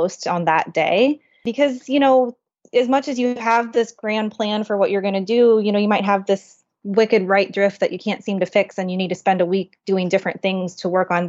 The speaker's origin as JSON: {"language": "English", "town": "Kansas City", "region": "Missouri", "country": "United States", "moved": "yes", "said": "I'm from Kansas City"}